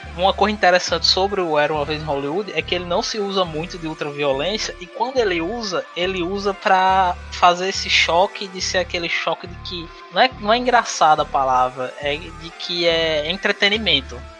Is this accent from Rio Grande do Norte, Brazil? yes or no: yes; São Miguel do Gostoso, Rio Grande do Norte, Brazil; moved away as an adult; also born or lived in São Paulo; now in Fortaleza, Brazil; Quando eu tinha 7 anos de idade, por questão de saúde e outras coisas, meus pais voltaram para RN